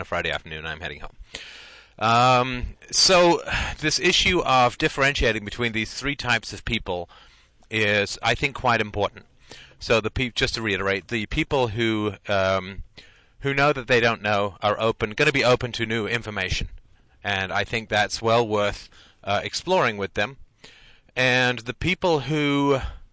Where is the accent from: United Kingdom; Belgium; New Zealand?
United Kingdom; I'm British, and I know that I was raised, you know, that you get along and you're pleasant